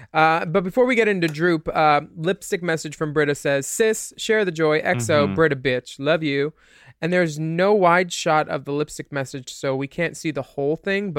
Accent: New York, United States; She's from, I'm from New York. I cry about it and move on.

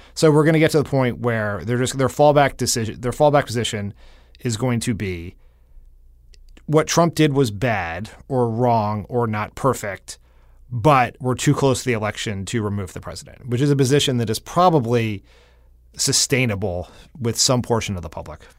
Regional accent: Delaware, United States; moved away; my home state Senator Chris Coons

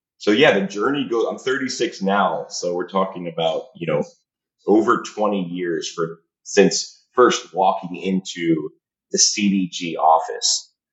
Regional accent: Highland Park, New Jersey, United States; moved away as an adult; now in Colombia; I grew up in Highland Park, New Jersey, right by Rutgers University, Brunswick.

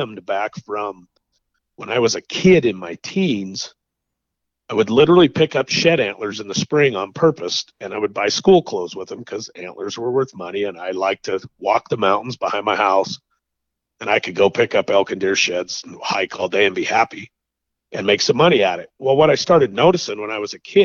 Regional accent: Idaho, United States; I grew up in Idaho and there was no feed allowed

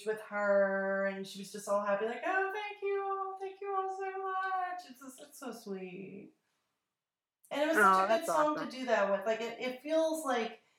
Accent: United States; accent: American; my American accent

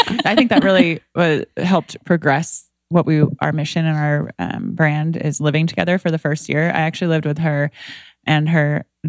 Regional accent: Indianapolis, Indiana, United States; moved away as an adult; also born or lived in Peru, Indiana; now in Manhattan Beach, United States; I was born in a small town called Peru, Indiana.

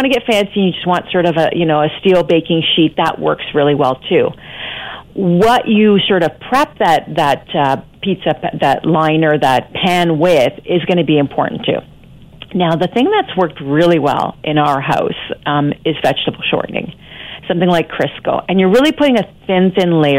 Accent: Scarborough, Ontario, Canada; I grew up in Scarborough, a lot of my friends were Italian.

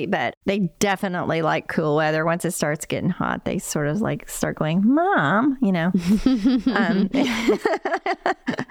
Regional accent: Appalachia, United States; I grew up in Appalachia, and my childhood in the 60s and 70s

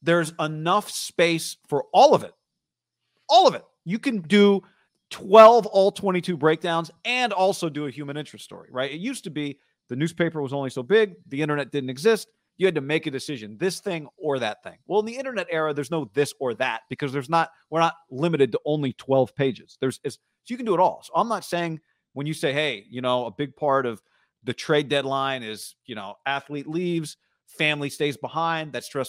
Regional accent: Mendota, California, United States; Funny thing is, I'm originally from Mendota, rival town about 10 minutes away.

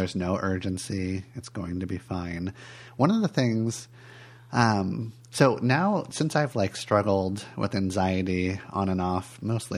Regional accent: California, United States; moved away; I grew up in California

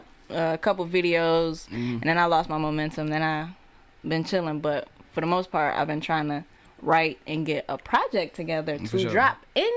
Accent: Oak Park, Michigan, United States; also born or lived in Detroit; I'm from the West Side of Detroit. Well, not Detroit. I basically grew up in Oak Park.

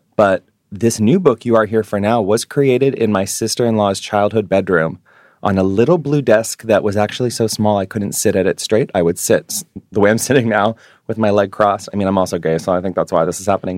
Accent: New York City, New York, United States; moved away as an adult; now in Honolulu, United States; being a Jewish New Yorker

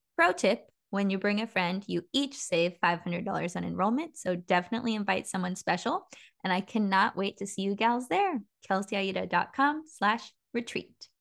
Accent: Petaluma, California, United States; I grew up in Petaluma

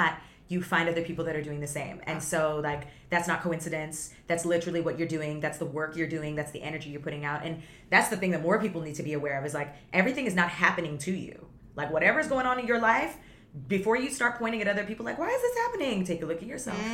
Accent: Toronto, Ontario, Canada; moved away; also born or lived in Vaughan, Ontario; as soon as we moved from the city to Vaughn, it was a complete culture shock because I grew up in the city with so much diversity

